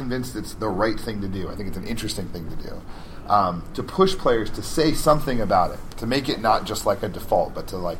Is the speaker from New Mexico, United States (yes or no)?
yes; Albuquerque, New Mexico, United States; Albuquerque, my hometown